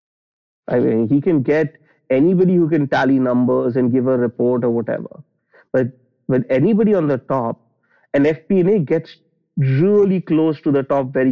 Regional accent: Delhi, India; I grew up in Delhi in India, which is the capital of the country

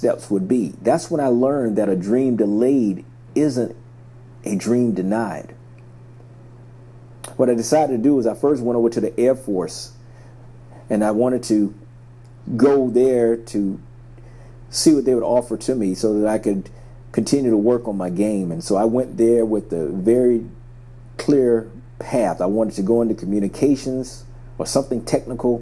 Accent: a small town outside of Savannah, Georgia, United States; I grew up in a small town outside of Savannah, Georgia. So I grew up in the South

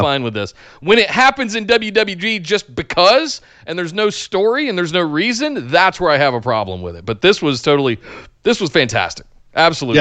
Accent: North Carolina, United States; I'm from North Carolina. I came up on Smoky Mountain

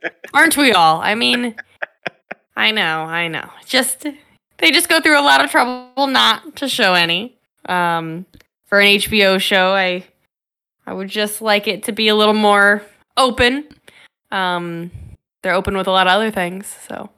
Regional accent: Chicago, Illinois, United States; my hometown, Chicago

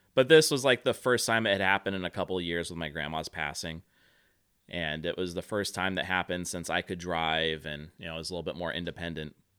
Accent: Central Valley, California, United States; also born or lived in Central Coast; growing up in the Central Valley

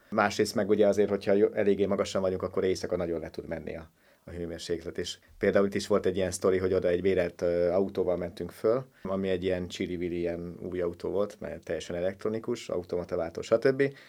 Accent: Hungary; én a Börzsönyben nőttem föl.

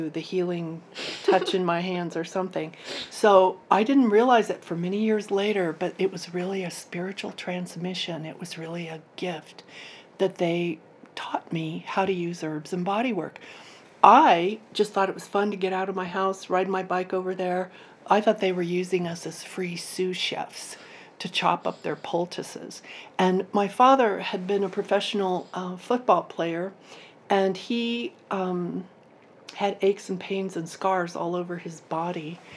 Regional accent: Durango, Colorado, United States; I grew up in Durango, Colorado.

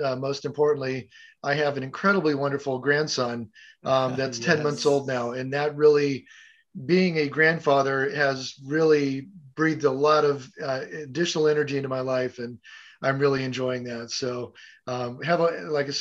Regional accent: San Diego, California, United States; moved away as an adult; also born or lived in Catalina Island / New Mexico; now in Arizona, United States; Born and raised in Southern California in San Diego, beach bum

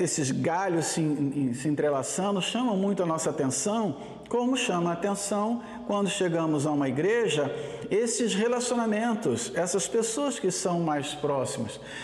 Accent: Brazil; somos brasileiros

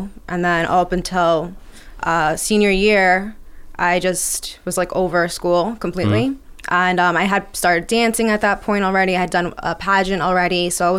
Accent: Elmont, New York, United States; So I was born and raised here on Long Island. I'm originally from Almont. Mm-hmm. First generation American. We grew up pretty poor.

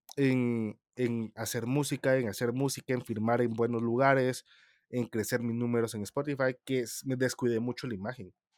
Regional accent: Guatemala; soy el típico guatemalteco que es mil usos

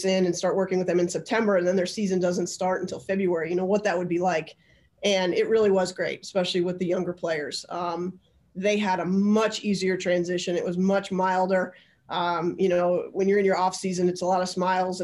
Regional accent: Albany, New York, United States; also born or lived in Long Island; I actually grew up in Albany

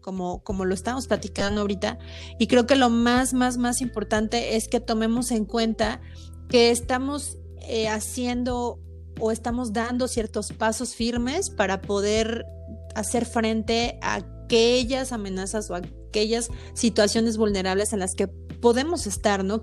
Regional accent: Mexico; nosotros como mexicanos en nuestra cultura

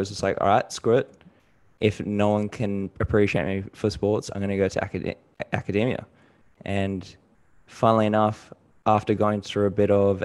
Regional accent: Gold Coast, Queensland, Australia; also born or lived in New Zealand; I was born in New Zealand. I have a Filipino mom. My dad's also from New Zealand. And then I moved over to Australia when I was about 5 or 6. Went to school in Gold Coast and Logan area.

